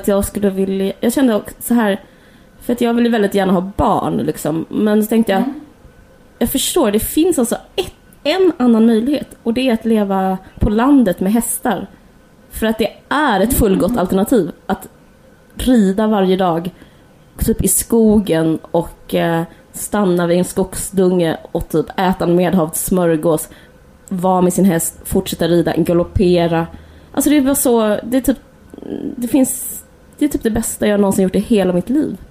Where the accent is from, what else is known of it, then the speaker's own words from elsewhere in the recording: Simrishamn, Skåne, Sweden; när vi växte upp i Simrishamn eller utanför